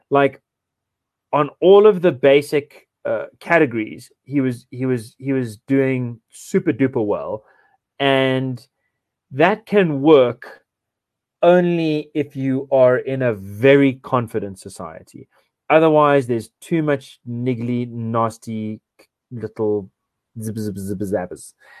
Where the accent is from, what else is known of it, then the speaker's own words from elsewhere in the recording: South Africa; I feel profoundly frustrated and profoundly liberated by being a South African